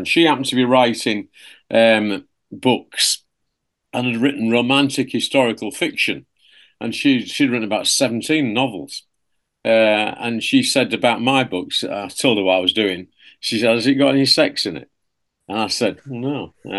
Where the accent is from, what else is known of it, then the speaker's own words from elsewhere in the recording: Hull, Yorkshire and the Humber, United Kingdom; I come from Hull originally, or you should say, two-letter word, Hull, because it's the shortest spelt city, really, in the world, right? Okay, because of the way we all say it, but it's Hull. And that's where I was born and grew up. And I'm an East Hull lad